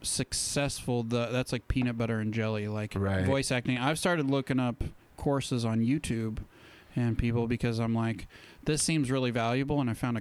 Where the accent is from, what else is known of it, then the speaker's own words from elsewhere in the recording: Utah, United States; We both grew up in Utah.